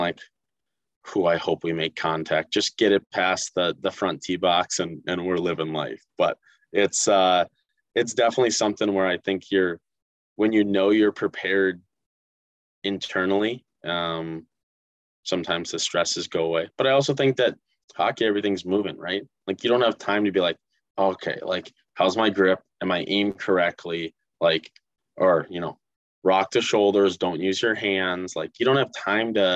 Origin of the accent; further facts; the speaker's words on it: Northfield, Minnesota, United States; moved away as an adult; now in Mankato, United States; Growing up in Northfield as a Raider